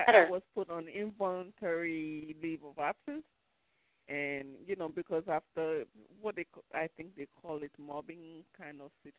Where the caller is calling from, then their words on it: New York, United States; I'm calling from New York.